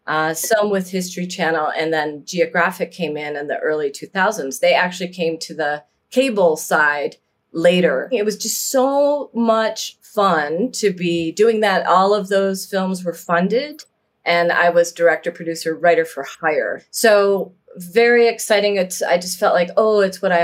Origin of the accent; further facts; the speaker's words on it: Niagara Falls, New York, United States; I grew up in Niagara Falls, New York, on the New York side.